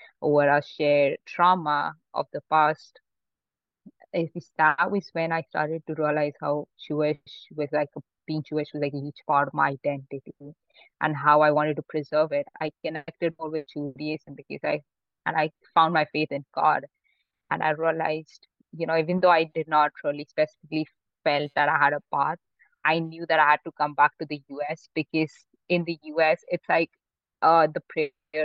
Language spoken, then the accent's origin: English; Mumbai, Maharashtra, India; also born or lived in Pune; I grew up in Mumbai, my whole family did